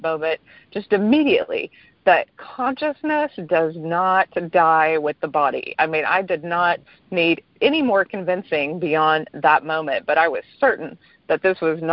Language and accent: English; East Texas, United States; I grew up rather poor in East Texas